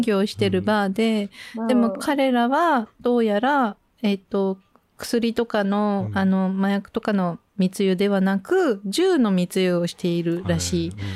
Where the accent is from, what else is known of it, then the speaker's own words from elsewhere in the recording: Tokyo, Japan; moved away as an adult; also born or lived in France / Bordeaux, France; でずっと東京で育ってたんで